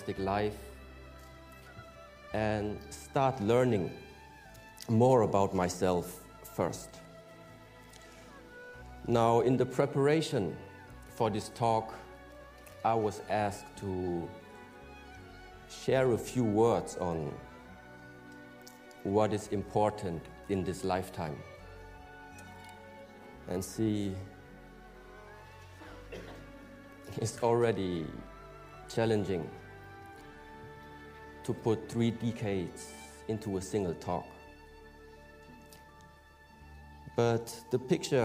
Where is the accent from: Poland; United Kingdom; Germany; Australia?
Germany; was born in Germany